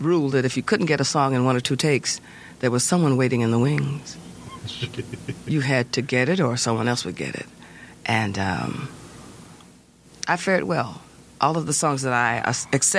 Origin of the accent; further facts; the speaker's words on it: Detroit, Michigan, United States; I'm from Detroit.